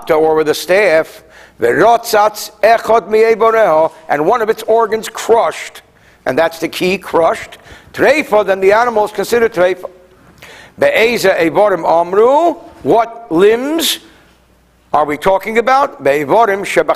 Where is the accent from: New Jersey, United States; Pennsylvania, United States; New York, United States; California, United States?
New Jersey, United States; also born or lived in France; I come from New Jersey